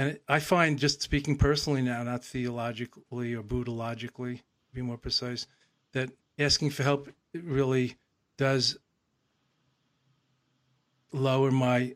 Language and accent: English; New York, United States; was growing up in New York, motor mind and motor mouth, as I did in the 50s and 60s